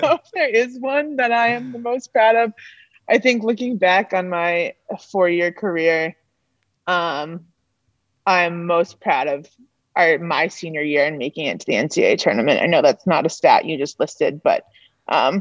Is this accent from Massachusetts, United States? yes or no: yes; Duxbury, Massachusetts, United States; moved away as an adult; now in Middlebury, United States; I'm from Massachusetts, so I wanted to stay kind of in the New England area, close to home